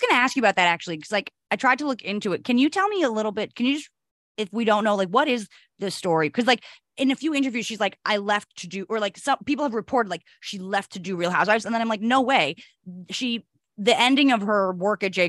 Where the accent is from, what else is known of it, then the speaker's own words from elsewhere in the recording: New Jersey, United States; also born or lived in Upper West Side, New York City; now in New York City, United States; I'm from New Jersey, from the Tri-State area